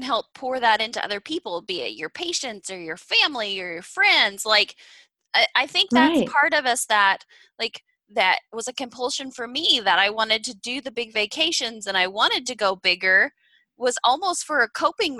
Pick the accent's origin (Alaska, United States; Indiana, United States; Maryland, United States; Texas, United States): Indiana, United States; moved away as an adult; also born or lived in Kansas City; I grew up in Indiana in the Midwest